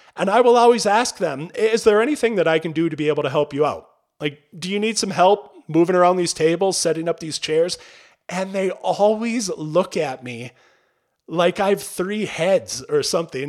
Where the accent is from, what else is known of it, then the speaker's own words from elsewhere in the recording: Albany, Minnesota, United States; growing up in Albany, Minnesota, at the time that I grew up there, population fifteen hundred